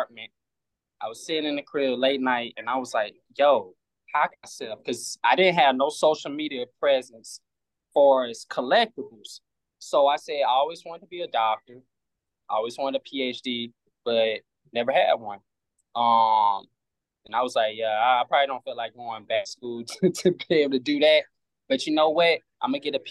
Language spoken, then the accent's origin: English; East St. Louis, Illinois, United States; now in Atlanta, United States; I moved to Atlanta. I'm originally from East St. Louis